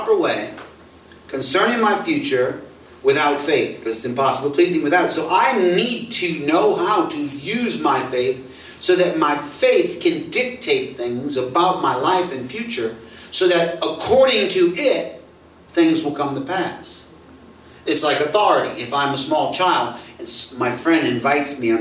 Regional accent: United States; now in Singapore; I'm an American

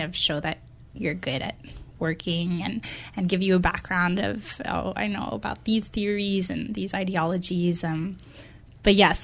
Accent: Montreal, Quebec, Canada; moved away as an adult; now in Victoria, Canada; I'm from Montreal, so that's where I did my undergrad

